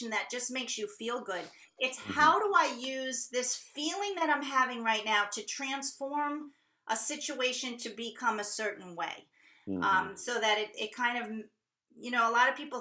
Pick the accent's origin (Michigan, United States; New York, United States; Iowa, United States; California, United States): New York, United States; moved away; I'm originally from New York